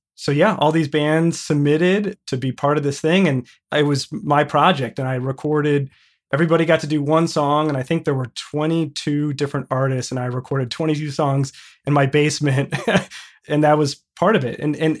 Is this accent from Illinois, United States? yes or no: yes; just north of Chicago, Illinois, United States; I grew up just north of Chicago in a suburb called Wilmette, basically just like 15 minutes north of Chicago. And I've spent pretty much my whole life in Chicago with the exception of a few years recently.